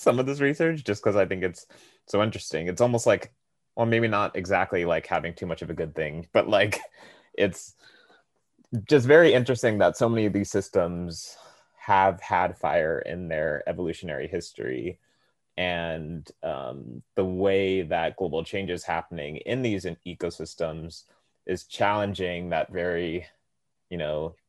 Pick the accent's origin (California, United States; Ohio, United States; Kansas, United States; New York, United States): California, United States; I'm originally from California